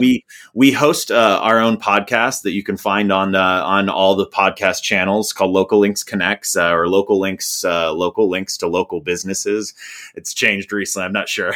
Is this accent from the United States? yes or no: yes; Indiana, United States; I'm from Indiana